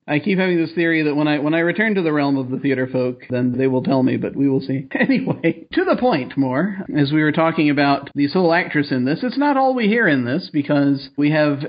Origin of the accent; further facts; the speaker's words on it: United States; This particularly, of course, mystifies me as an American.